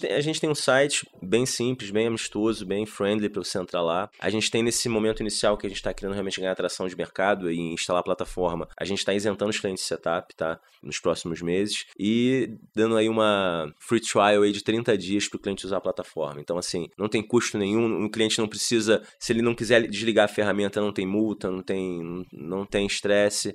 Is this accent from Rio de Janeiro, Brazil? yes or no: yes; Rio de Janeiro, Brazil; eu sou do Rio